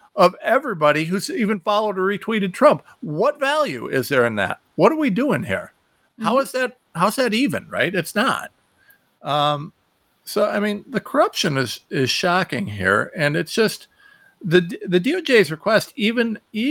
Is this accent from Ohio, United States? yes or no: yes; Ohio, United States; I'm from Ohio, you know, we're used to following tractors